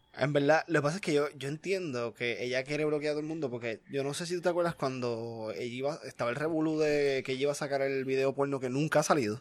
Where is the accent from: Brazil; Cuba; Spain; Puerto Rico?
Puerto Rico; moved away; yo soy de Puerto Rico